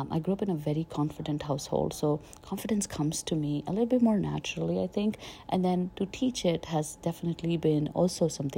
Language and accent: English; India; also born or lived in Chandigarh / Delhi / Jaipur / Pune; I was born and brought up in India. I moved a lot in India. I was born in Chandigarh, then I lived in Delhi, I lived in Jaipur, I lived in Pune, I lived in Bhopal